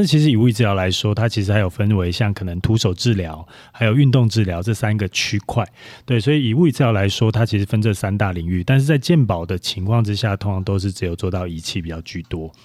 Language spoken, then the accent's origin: Chinese; Taichung, Taiwan; moved away as an adult; also born or lived in Linkou / Chiayi; 我以前是哦。在台中读书嘛，然后，哎，台中长大了，然后到林口